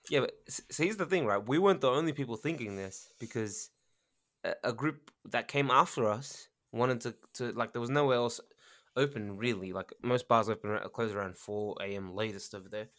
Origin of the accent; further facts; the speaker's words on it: Australia; now in Japan; I'm Australian